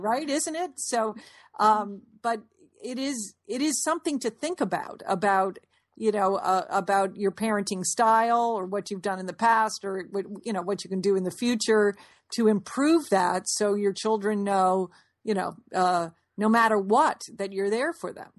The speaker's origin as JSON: {"language": "English", "town": "Fairfield", "region": "Connecticut", "country": "United States", "tie": "born or raised there", "said": "we grew up in Fairfield, Connecticut"}